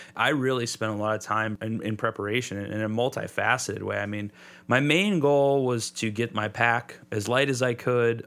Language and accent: English; Southeast Michigan, United States; I grew up in Southeast Michigan. Lots of parks and stuff down here.